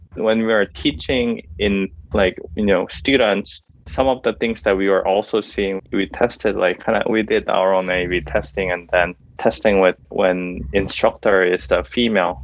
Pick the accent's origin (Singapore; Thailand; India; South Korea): South Korea; now in San Diego, United States; I'm originally from Korea